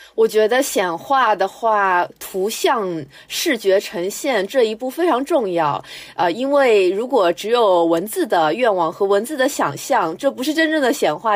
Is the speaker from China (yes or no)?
yes; Shanghai, China; 我是上海人